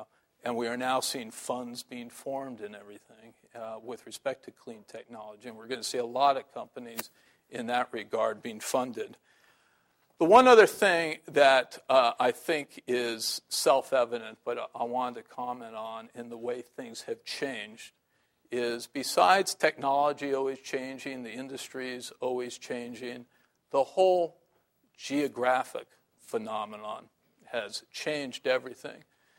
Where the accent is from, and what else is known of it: San Francisco, California, United States